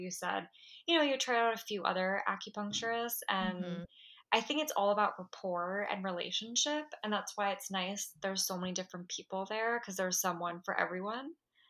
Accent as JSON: {"language": "English", "town": "Belmar", "region": "New Jersey", "country": "United States", "tie": "born or raised there", "moved": "yes", "lives_now": "New York City, United States", "said": "I'm originally from New Jersey. I'm like proudly from New Jersey too. I know a lot of people don't like Jersey, but I love it. Like I'm definitely a Jersey girl. I grew up by the shore."}